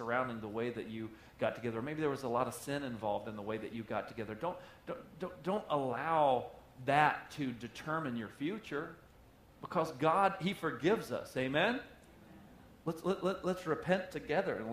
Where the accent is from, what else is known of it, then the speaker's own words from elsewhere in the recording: the South, United States; I'm from the South